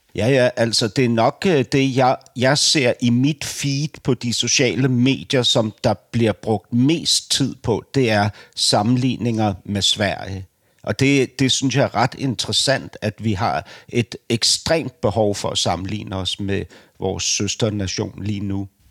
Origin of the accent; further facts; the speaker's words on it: Denmark; jeg som dansker